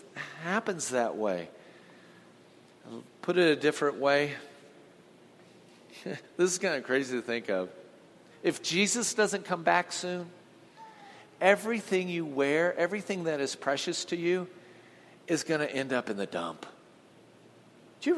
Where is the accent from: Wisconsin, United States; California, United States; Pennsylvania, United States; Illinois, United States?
California, United States; Huntington Beach; I grew up in Southern California, so down in Huntington Beach